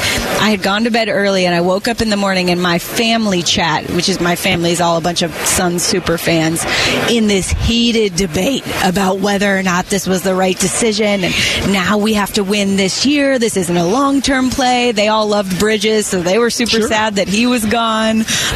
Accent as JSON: {"language": "English", "town": "Phoenix", "region": "Arizona", "country": "United States", "tie": "born or raised there", "said": "this is my hometown. I'd really love to be in Phoenix."}